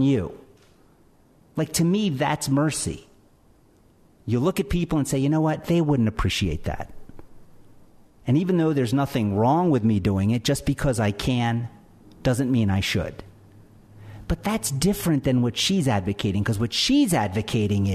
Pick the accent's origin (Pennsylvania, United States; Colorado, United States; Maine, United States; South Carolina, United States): Pennsylvania, United States; Philadelphia; I'm from Philadelphia